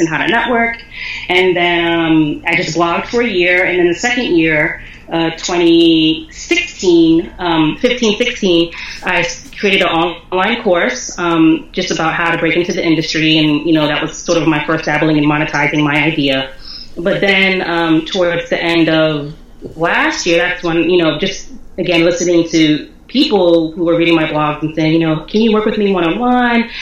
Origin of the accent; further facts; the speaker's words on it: Philadelphia, Pennsylvania, United States; I was born and raised in Philly